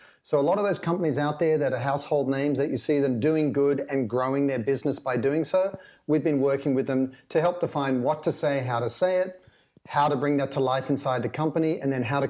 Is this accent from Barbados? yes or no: no; Australia; moved away as an adult; now in Los Angeles, United States; Well, I sound funny because I'm Australian originally, but I've been in the States for over 20 years. So I'm in Los Angeles.